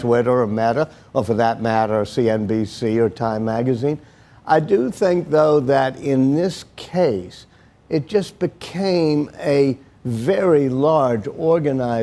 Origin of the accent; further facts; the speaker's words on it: Louisiana, United States; moved away; my home state of Louisiana